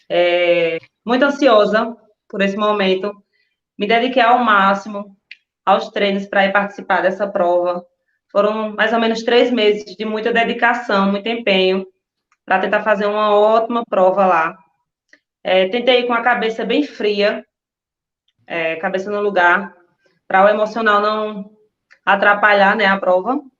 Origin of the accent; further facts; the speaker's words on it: Mar de Deus, Brazil; E fazem dois anos e três meses que eu corro e sou daqui